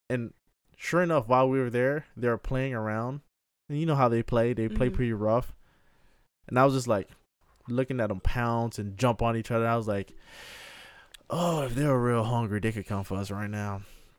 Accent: Miami, Florida, United States; growing up in Miami in the 90s, like, we had to take the what's called the FCAT, the Florida Comprehension Assessment Test.

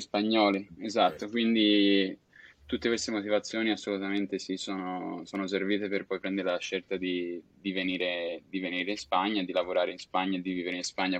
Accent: Florence, Tuscany, Italy; moved away as an adult; now in Zaragoza, Spain; vengo da Firenze però attualmente vivo a Saragozza

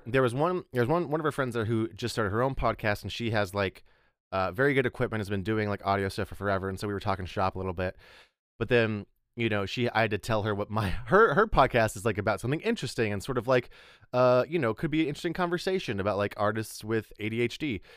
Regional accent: Texas Panhandle, United States; moved away as an adult; also born or lived in Chicago; I grew up in the Panhandle of Texas

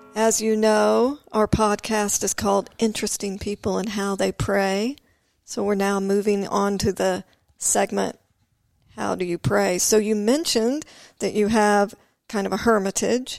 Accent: Odessa, Texas, United States; moved away; Odessa, Texas

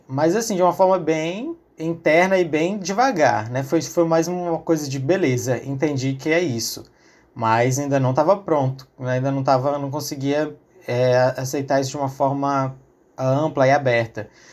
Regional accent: Acre, Brazil; Sou acriano

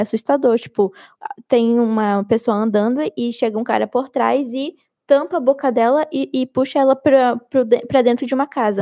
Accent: Brazil; moved away as an adult; now in France; a gente é brasileiro

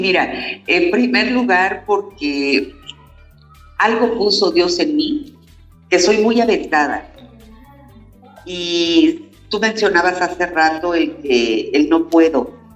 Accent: Cuautitlán, State of Mexico, Mexico; moved away; yo soy de aquí de Cuautitlán, me fui 33 años y ahora estoy regresando

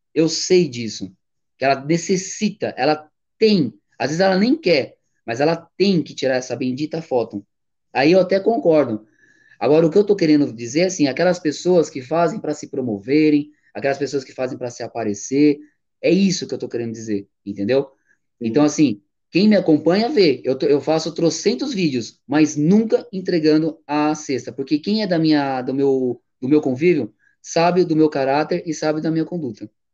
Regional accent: São Paulo, Brazil; also born or lived in Boituva; eu sou paulistano, sangue puro, São, é, é, São Paulo, né? Eu sou nascido e criado em São Paulo

